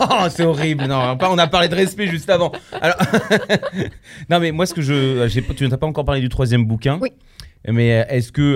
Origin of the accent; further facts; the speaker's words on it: Poland; Je suis polonais